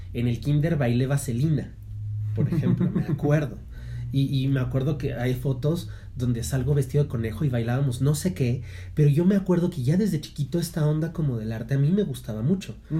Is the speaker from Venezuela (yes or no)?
no; Mexico; como buenos mexicanos